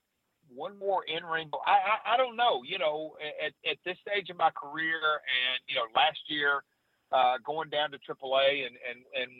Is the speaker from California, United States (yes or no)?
no; Nashville, Tennessee, United States; I'm from Nashville